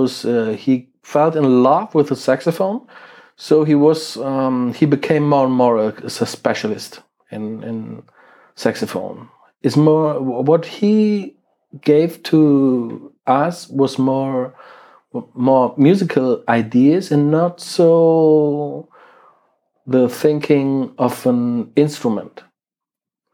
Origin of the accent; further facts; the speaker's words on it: Krefeld, North Rhine-Westphalia, Germany; English is a second language; my hometown Krefeld, which is in Germany and near to Düsseldorf and Cologne